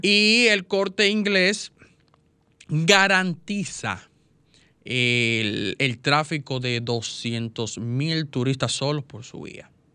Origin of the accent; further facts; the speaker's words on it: Dominican Republic; yo como dominicano